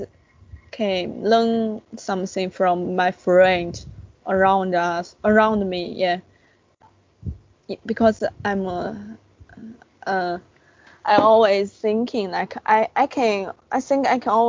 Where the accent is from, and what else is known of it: China; born or raised there